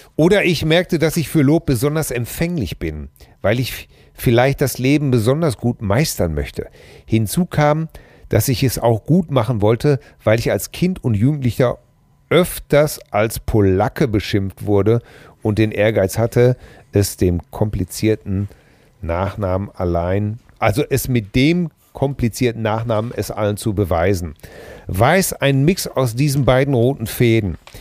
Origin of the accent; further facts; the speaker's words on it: Hamm, North Rhine-Westphalia, Germany; bei uns in Hamm